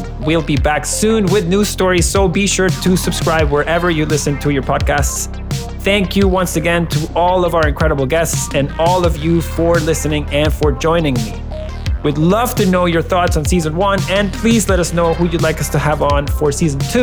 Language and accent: English; Venezuela; now in Canada; When I was growing up in Venezuela